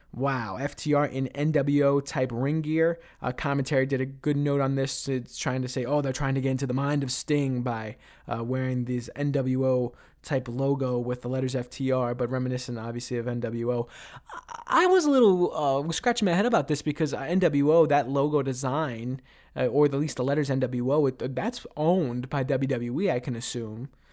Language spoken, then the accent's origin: English; New York City, New York, United States; also born or lived in Ithaca, New York; Queens, New York, my hometown, uh, where I was born and raised